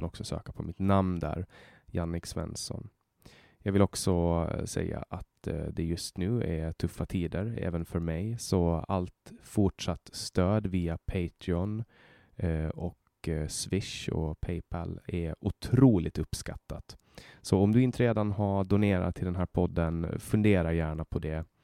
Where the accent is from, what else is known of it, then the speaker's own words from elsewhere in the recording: Finland; jag kommer ju från Finland och, och alla i hela Finland blir intresserade av hockey.